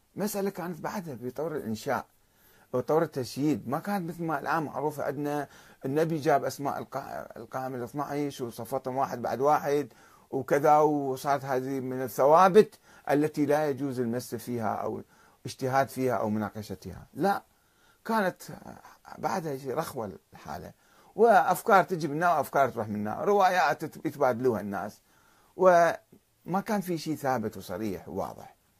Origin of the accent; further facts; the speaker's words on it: Iraq; عندنا بالعراق